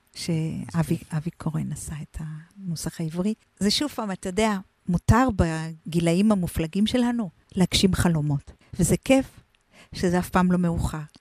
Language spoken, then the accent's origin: Hebrew; Israel; also born or lived in Argentina; חזרנו הביתה לקיבוץ, אני בת קיבוץ שרמקים